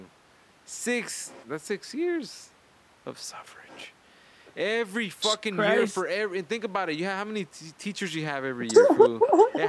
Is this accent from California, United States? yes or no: yes; Los Angeles, California, United States; growing up in Wilmington